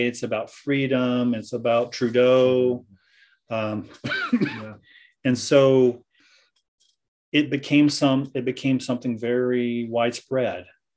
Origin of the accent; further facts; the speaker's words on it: United States; moved away; I'm an American